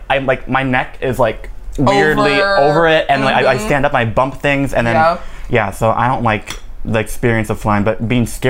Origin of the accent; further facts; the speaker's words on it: Minnesota, United States; moved away; She's Minnesotan, or like she like lived in Minnesota, and like that's my home state.